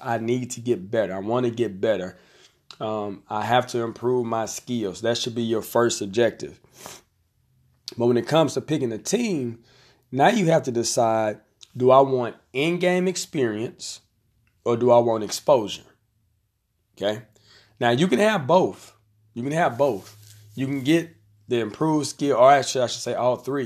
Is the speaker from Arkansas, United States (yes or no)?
yes; Conway, Arkansas, United States; I'm gonna use my hometown. So we have a tournament here in Conway